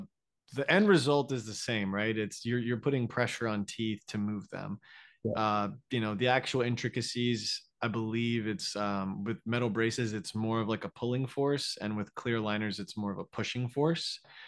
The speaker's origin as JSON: {"language": "English", "region": "Florida", "country": "United States", "also_born_or_lived": "New York, United States / Stamford, Connecticut, United States", "moved": "yes", "lives_now": "Austin, United States", "said": "So originally I'm from Florida, but yeah, yeah. I was at NYU in New York for like 6 years. And then for 1 year, we moved to Stamford, Connecticut, like okay. 45 minutes out of Manhattan."}